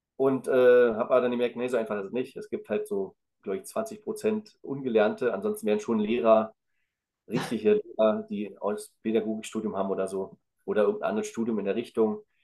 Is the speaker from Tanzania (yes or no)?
no; the East, eastern Germany, Germany; ich komme ja aus dem Osten